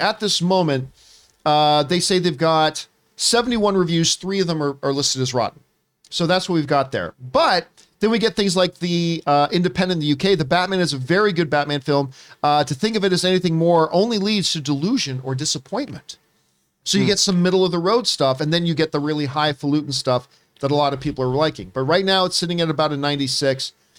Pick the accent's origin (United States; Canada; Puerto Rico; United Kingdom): Canada; I'm going to start with my home country of the Canada.